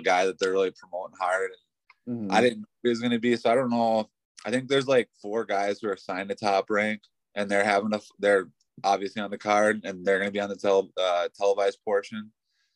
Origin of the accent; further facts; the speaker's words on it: Pine City, Minnesota, United States; We're from Pine City.